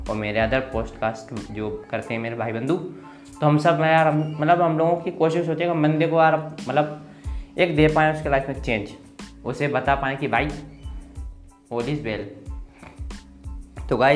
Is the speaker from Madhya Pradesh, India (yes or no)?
yes; Bhindra, Madhya Pradesh, India; मैं गुना मध्य प्रदेश में रहता हूँ और मैं एक गांव से बिलोंग करता हूँ मेरे गांव का नाम है भिंडरा जो मैं फतेहगढ़ के पास है गुना ज़िले के अंदर है